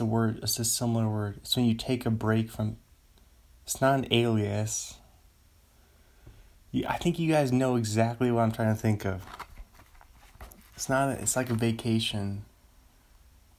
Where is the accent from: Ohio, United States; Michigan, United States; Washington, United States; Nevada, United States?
Washington, United States; Seattle; Seattle Mariners. My hometown team